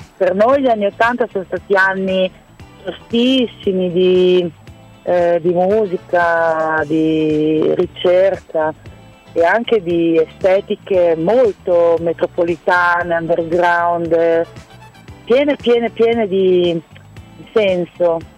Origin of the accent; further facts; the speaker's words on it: Rimini, Emilia-Romagna, Italy; sono di Rimini, però sono metà italiana, metà austriaca.